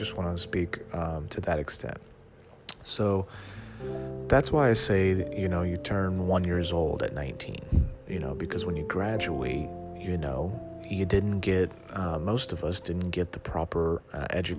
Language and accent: English; Dallas, Texas, United States; also born or lived in Austin, Texas; I grew up in Dallas